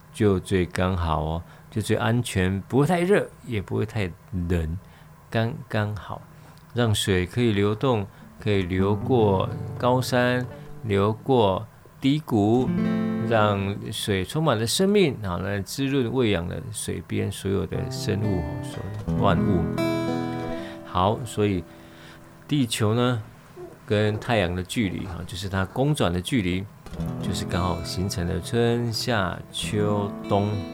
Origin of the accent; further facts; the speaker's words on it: Nanzih, Kaohsiung, Taiwan; also born or lived in Qiaotou, Kaohsiung; 我小时候住在兰子，哦，喇嘛坑，兰仔坑。啊，后来搬到隔壁，隔壁村庄，隔壁村庄桥头，桥头